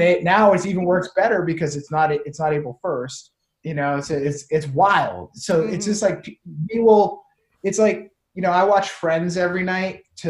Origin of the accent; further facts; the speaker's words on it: Clinton, Massachusetts, United States; the street I grew up on, Main Street in Clinton, Massachusetts.